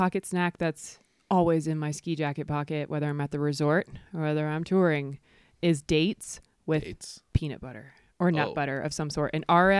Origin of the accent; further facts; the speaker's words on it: the South, United States; But I mean, that's how growing up in the South is with snow.